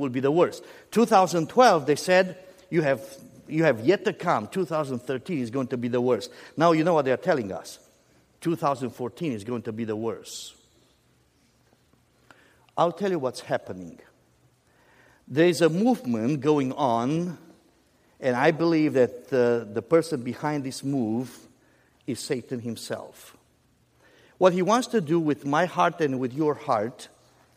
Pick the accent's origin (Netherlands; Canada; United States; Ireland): United States; as an American also